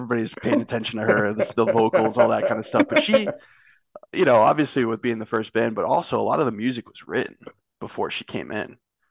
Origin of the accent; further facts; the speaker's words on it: Massachusetts, United States; So I'm originally from Massachusetts.